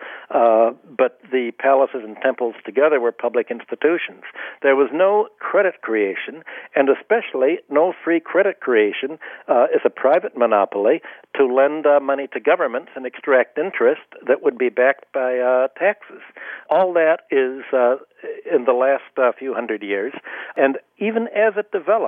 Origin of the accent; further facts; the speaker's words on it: United States; I'm born an American